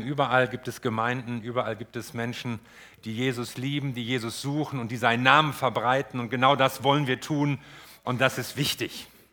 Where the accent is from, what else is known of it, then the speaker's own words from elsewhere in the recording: Northern Germany, Germany; für mich als Norddeutscher